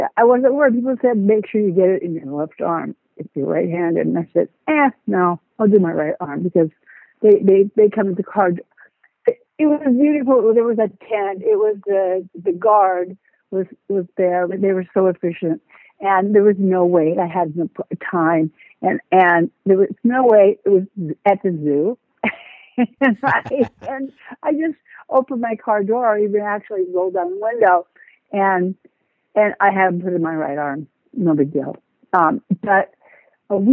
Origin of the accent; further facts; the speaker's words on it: Seattle, Washington, United States; now in Florida, United States; I'm from Seattle, Washington